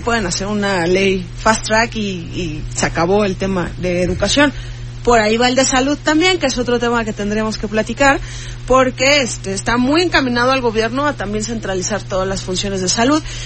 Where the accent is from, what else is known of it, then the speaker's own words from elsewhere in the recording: Mexico; como mexicanos